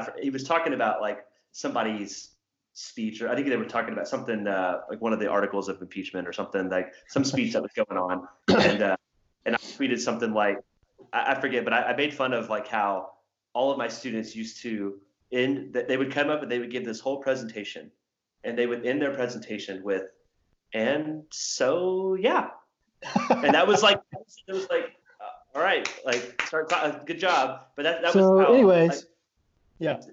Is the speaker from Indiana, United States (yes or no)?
yes; Southern Indiana, United States; I'm from Southern Indiana, which is like literally across the river from where I lived was Kentucky